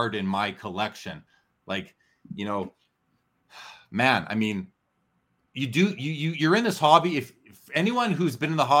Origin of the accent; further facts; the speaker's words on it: Canada; I'm Canadian